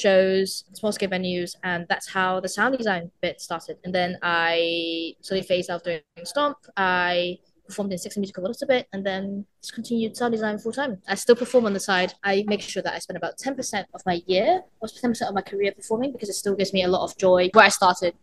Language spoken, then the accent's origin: English; Hong Kong; moved away as an adult; now in United Kingdom; I grew up in Hong Kong and had a percussion teacher